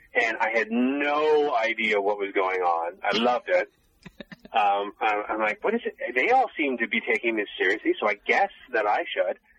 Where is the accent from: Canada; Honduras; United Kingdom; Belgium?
Canada; Niagara area, Ontario; I grew up in the Niagara area, um, in Ontario.